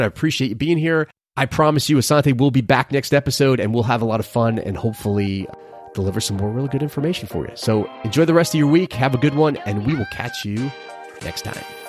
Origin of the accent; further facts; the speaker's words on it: New York City, New York, United States; moved away; growing up in Brooklyn, for a period of time in my life